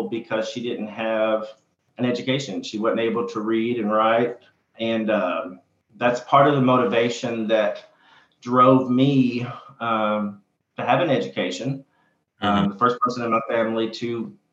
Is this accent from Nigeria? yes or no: no; Kentucky, United States; I came back to my hometown to practice